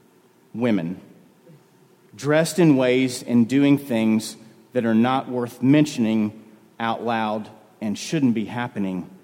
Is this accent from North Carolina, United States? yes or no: yes; North Carolina, United States; people that I grew up in North Carolina